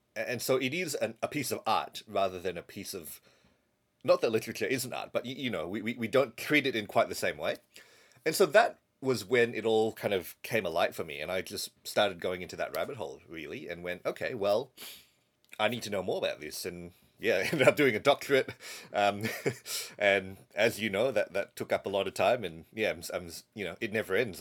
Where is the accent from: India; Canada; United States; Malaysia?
Malaysia; moved away; So I grew up in Malaysia.